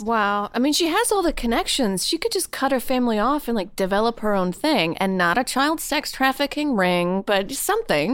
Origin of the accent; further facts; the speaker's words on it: Louisiana, United States; I'm from Louisiana.